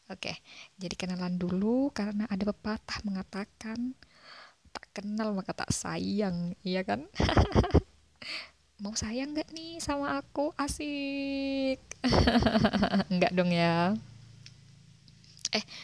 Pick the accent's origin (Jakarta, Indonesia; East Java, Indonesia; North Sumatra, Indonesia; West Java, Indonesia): East Java, Indonesia; jadi aku mam um, aku dari Jawa Timur sebuah daerah di Jawa Timur sana